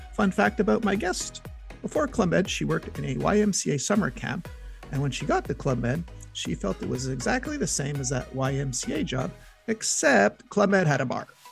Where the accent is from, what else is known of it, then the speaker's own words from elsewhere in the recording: Montreal, Quebec, Canada; I'm from Montreal